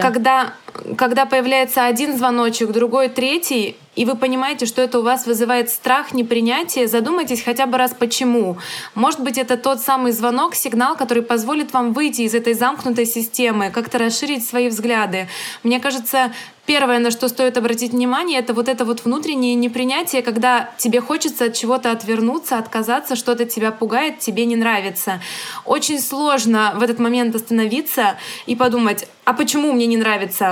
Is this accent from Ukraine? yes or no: yes; Ukraine; я родилась в Украине, но из-за советской власти у нас в том числе русский язык — это второй родной язык для многих людей, для центральной Украины.